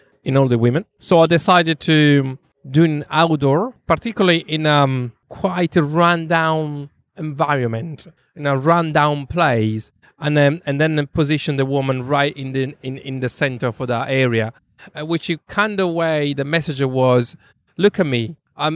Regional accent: London, United Kingdom; And also, you know, we are from London. London can be a very tough city.

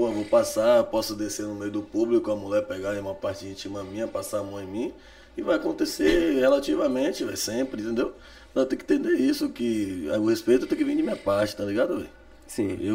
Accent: Salvador, Bahia, Brazil; também sou de Cajazeiras

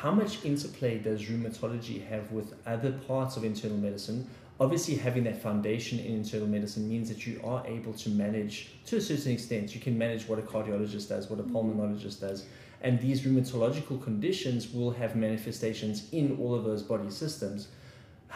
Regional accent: South Africa; I'm a South African. I believe in our country.

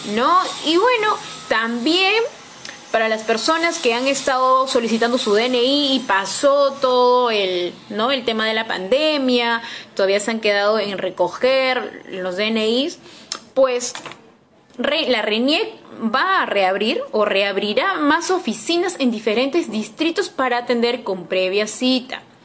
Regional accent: Peru; somos los peruanos

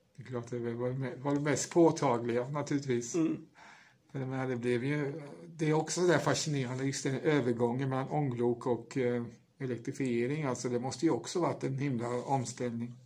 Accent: Åfors, Kalmar County, Sweden; jag är ju uppvuxen i Åfors som ligger i Emmaboda kommun

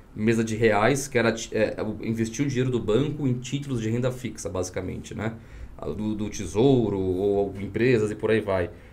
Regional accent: São Paulo, Brazil; moved away as an adult; also born or lived in Vitória, Espírito Santo; eu sou nascido no Espírito Santo, Vitória. E aí, logo com um ano de idade, eu me mudei para São Paulo, através dos meus pais, né? Meu pai veio trabalhar em São Paulo. E fiquei em São Paulo até os 35 anos

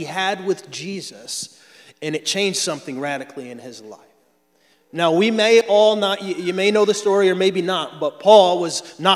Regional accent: Florida, United States; I'm from Florida

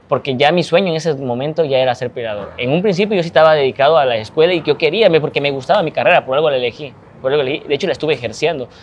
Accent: Ciudad del Carmen, Campeche, Mexico; hoy yo ya no me encuentro tanto en mi tierra, en Ciudad del Carmen

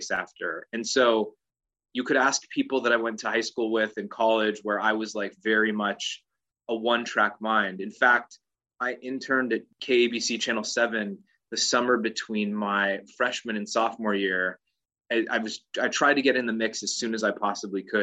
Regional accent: Agoura Hills, California, United States; also born or lived in Santa Monica, California / Burbank, California / Brentwood, California / Calabasas, California; growing up in Agoura Hills and Calabasas

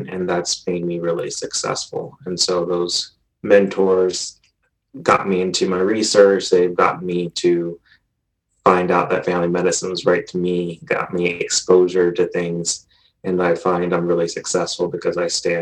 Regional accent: Georgia, United States; moved away as an adult; also born or lived in North Carolina; now in Colorado, United States; I'm originally from Georgia.

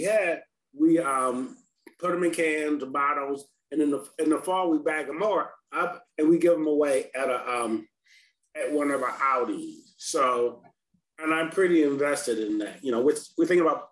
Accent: Cleveland, Ohio, United States; moved away as an adult; now in Philadelphia, United States; I'm originally from Cleveland. And I moved here in 88

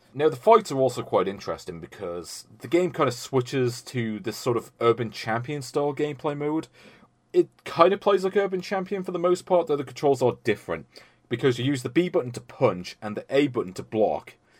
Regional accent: United Kingdom; I'm British

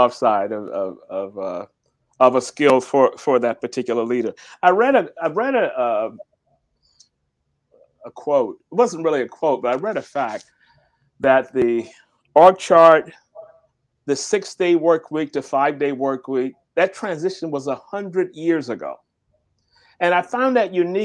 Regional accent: the South, United States; I grew up in the South

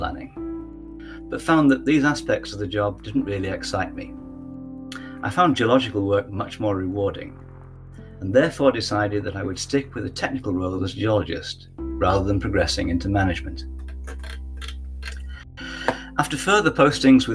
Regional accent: Leeds, Yorkshire and the Humber, United Kingdom; moved away as an adult; I graduated from my hometown university, Leeds, in 1980.

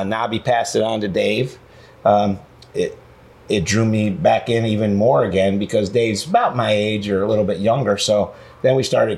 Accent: near Ithaca, New York, United States; did most of the recordings right in Pyramid Studios in Ithaca, New York, which is right outside of my hometown as a kid

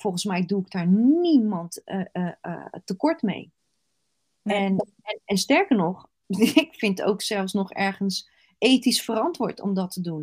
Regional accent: Rotterdam, South Holland, Netherlands; Ik zeg altijd als Rotterdammer

